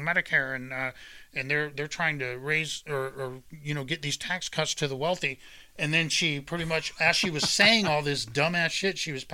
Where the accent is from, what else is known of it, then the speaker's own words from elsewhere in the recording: United States; this is as an American veteran